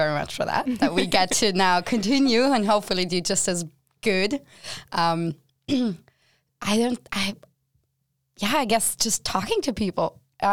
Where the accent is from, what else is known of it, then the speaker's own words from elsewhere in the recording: Germany; moved away as an adult; now in Sweden; I am from Germany